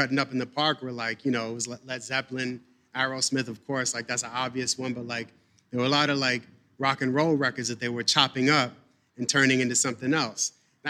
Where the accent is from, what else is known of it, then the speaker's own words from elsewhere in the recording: New York City, New York, United States; I grew up in the Upper West Side of Manhattan